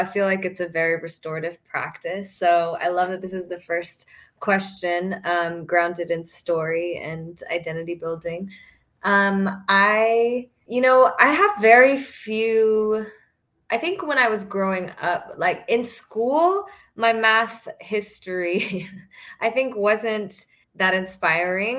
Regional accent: Fort Worth, Texas, United States; I grew up in Fort Worth, Texas, and went to majority white schools.

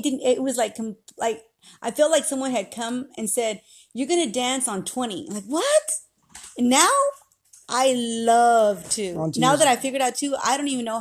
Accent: Los Angeles, California, United States; moved away as an adult; now in Oklahoma City, United States; I'm from Los Angeles. I danced there

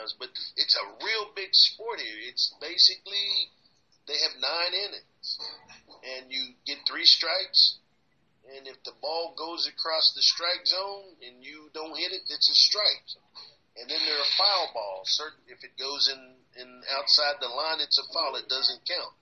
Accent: Texas, United States; growing up in Texas

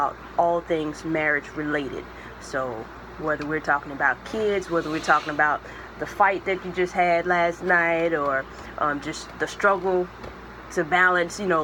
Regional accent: Greenville, Mississippi, United States; moved away as an adult; now in Virginia, United States; I'm in Virginia now, but I grew up here in Greenville, Mississippi

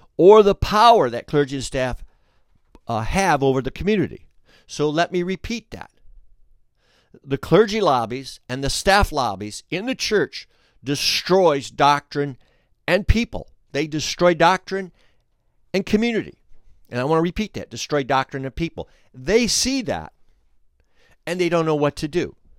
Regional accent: Flint, Michigan, United States; we're from Flint

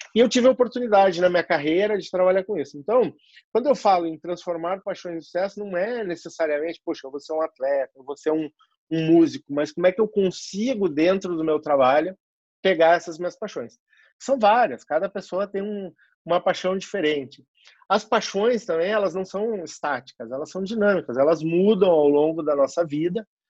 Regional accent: Rio Grande do Sul, Brazil; moved away as an adult; also born or lived in Porto Alegre; now in São Paulo, Brazil; sou gaúcho

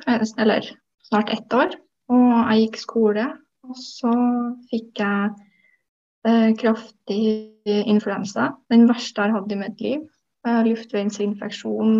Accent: Trøndelag, Norway; also born or lived in Oslo; Jeg flytta jo fra Oslo tilbake til Trøndelag igjen etter det

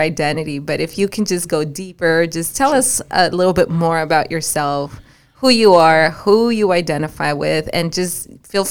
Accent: Mexico City, Mexico; moved away; that's my hometown, so that's beautiful. Yeah, that's where I was born

